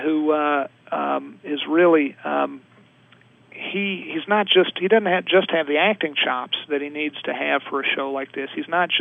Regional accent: Virginia, United States; I'm from Virginia

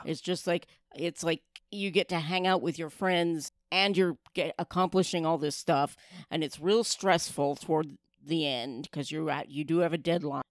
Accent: near Ashland, Oregon, United States; the town I grew up in is near Ashland

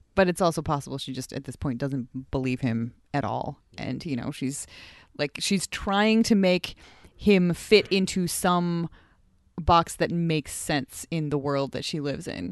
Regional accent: United States; now in Edmonton, Canada; my home country, United States

